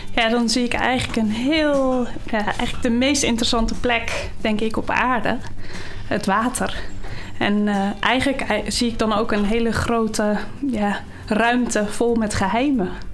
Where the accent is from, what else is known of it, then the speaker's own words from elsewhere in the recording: Schoorl, North Holland, Netherlands; Ik ben eh, geboren en getogen in Schorrel